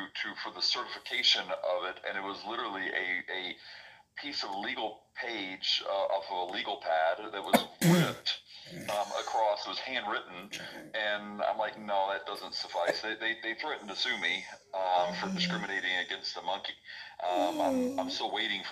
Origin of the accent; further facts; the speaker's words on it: Middle Tennessee, United States; I grew up in Middle Tennessee, grew up in a Christian home